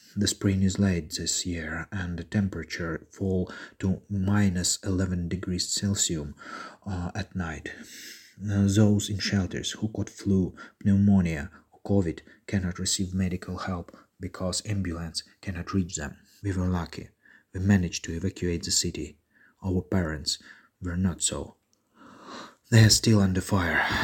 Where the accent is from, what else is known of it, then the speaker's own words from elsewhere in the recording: Severodonetsk, Luhansk Oblast, Ukraine; moved away as an adult; I'm from Severodonetsk, a city from the east of Ukraine